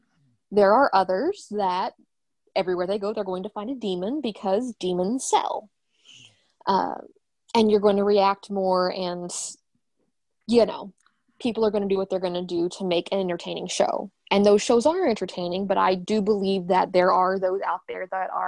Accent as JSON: {"language": "English", "region": "the Bible Belt", "country": "United States", "tie": "born or raised there", "said": "I grew up in the Bible Belt."}